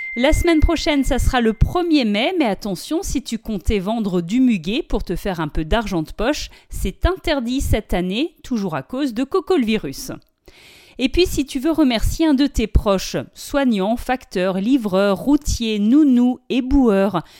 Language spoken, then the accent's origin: French; France; Chez nous en France